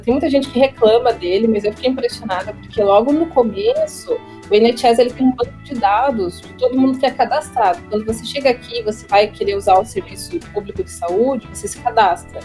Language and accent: Portuguese; Brazil; moved away as an adult; now in United Kingdom; sou brasileira sim, sou mestiça sim